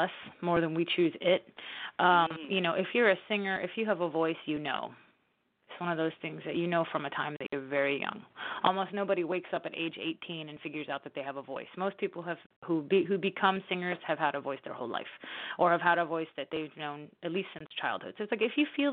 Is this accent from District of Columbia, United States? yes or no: no; New Orleans, Louisiana, United States; here in New Orleans, in my hometown